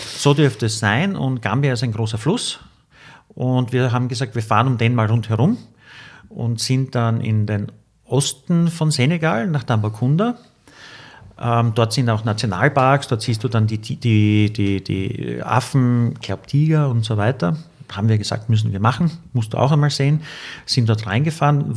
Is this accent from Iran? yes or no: no; Austria; I'm from Austria